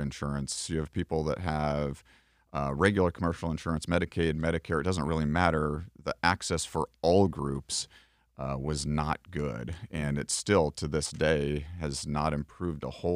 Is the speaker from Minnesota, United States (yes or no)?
yes; Minneapolis, Minnesota, United States; moved away as an adult; also born or lived in Nebraska / Omaha, Nebraska / South Dakota; now in Winter Haven, United States; I grew up in Minneapolis and ended up in Nebraska as part of the military